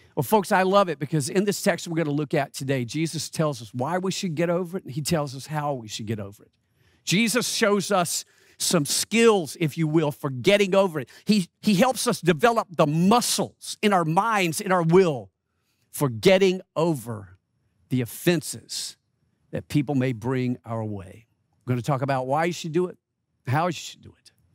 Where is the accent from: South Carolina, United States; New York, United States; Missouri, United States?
South Carolina, United States; Rock Hill; moved away; I was in my hometown of Rock Hill, South Carolina